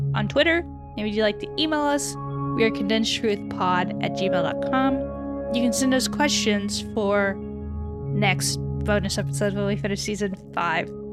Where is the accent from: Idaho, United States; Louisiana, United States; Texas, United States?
Texas, United States; Houston; growing up in Houston, I had I think I had someone from NASA come give a talk in my elementary school